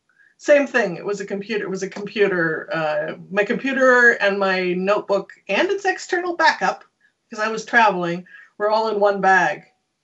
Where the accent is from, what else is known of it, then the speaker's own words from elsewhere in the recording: Canada; Canada's entire national identity, well, English Canada's entire national identity is founded on being not American. We are very not American, which is tricky if you're also American.